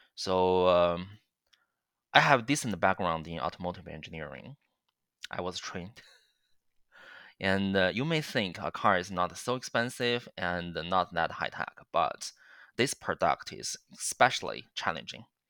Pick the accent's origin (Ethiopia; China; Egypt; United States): China; now in Waterloo, Canada; I, I, I grew up in China